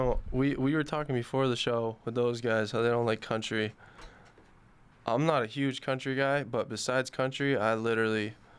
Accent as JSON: {"language": "English", "region": "Vermont", "country": "United States", "said": "I'm from Vermont, so Jack's been hooking me up with all the lowdown on Milwaukee"}